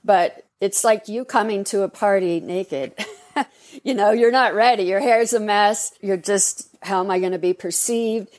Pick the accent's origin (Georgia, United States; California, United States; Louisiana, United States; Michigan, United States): California, United States; Los Angeles; I was growing up in Hollywood